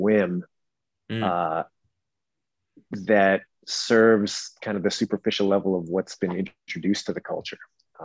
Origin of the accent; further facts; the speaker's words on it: British Columbia, Canada; I grew up in Western Canada in British Columbia